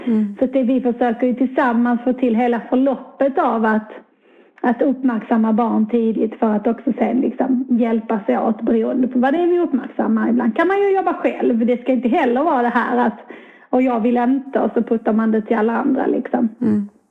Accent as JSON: {"language": "Swedish", "town": "Skurup", "region": "Skåne", "country": "Sweden", "tie": "born or raised there", "also_born_or_lived": "Gävle", "said": "hamnade tillbaka i mina hemtrakter i Skåne, ganska nära min bostadsort i Skurup där jag växte upp"}